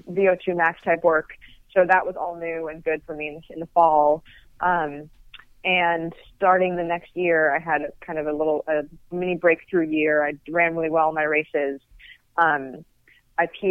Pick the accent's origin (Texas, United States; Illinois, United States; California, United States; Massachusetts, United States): California, United States; I'm from California